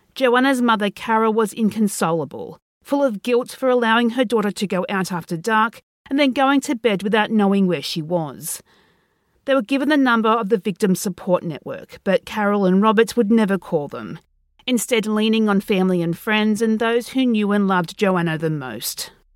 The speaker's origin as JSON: {"language": "English", "country": "Australia", "said": "being Australian"}